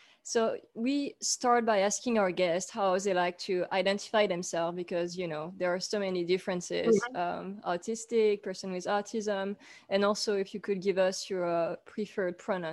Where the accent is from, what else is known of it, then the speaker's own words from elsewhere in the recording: France; now in Texas, United States; I'm an author and photographer from France living in Texas.